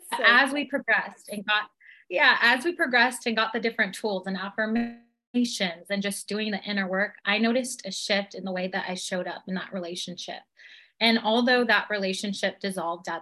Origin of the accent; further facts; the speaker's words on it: Temecula, California, United States; I am from Temecula, California.